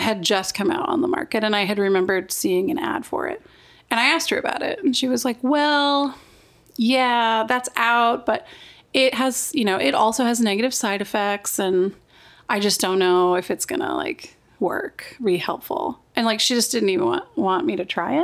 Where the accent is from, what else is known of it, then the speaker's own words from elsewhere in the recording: Wyoming, United States; I grew up in Wyoming.